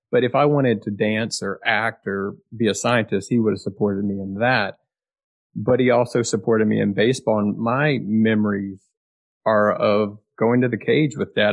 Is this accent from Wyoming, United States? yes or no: no; Austin, Texas, United States; growing up in Austin, like I did